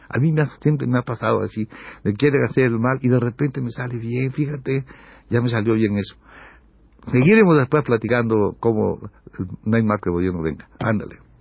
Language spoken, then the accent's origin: Spanish; Mexico; yo soy un mexicano